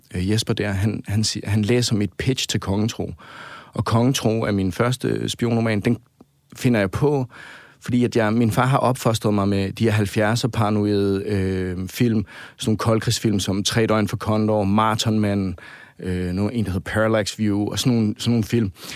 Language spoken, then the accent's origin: Danish; Svendborg, Southern Denmark, Denmark; moved away; der jeg bor hjemme i Svendborg